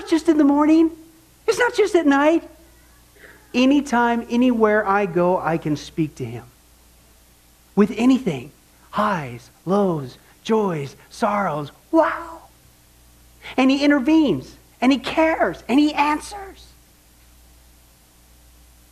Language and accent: English; Kansas, United States; growing up in Kansas, I remember just looking up the sky as a non-Christian